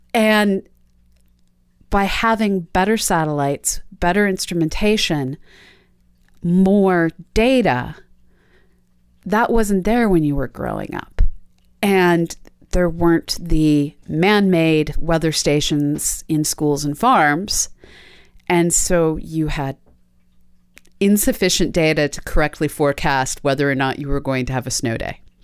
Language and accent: English; East Coast, United States; Me growing up on the East Coast